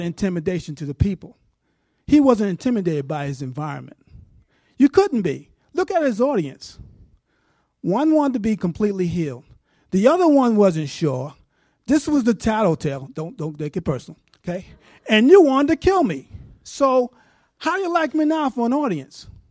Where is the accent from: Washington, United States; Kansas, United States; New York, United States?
New York, United States; moved away; I'm from New York.